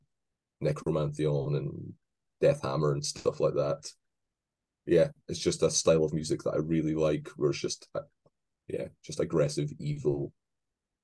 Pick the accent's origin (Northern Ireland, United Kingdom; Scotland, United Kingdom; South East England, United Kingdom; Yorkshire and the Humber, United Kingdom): Scotland, United Kingdom; accent: Scottish; my horrible Scottish accent